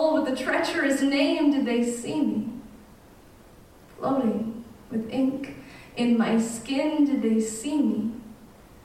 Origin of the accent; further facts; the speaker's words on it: Canada; we've been living in Canada since like 1790 or something